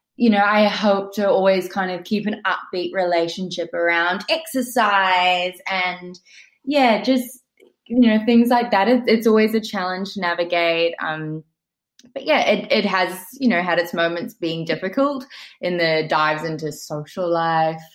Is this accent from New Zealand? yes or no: yes; New Zealand; moved away as an adult; also born or lived in England; now in New York, United States; I grew up in New Zealand